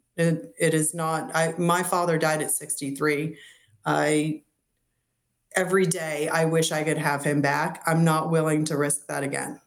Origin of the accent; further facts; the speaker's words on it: Massachusetts, United States; now in Florida, United States; growing up in Massachusetts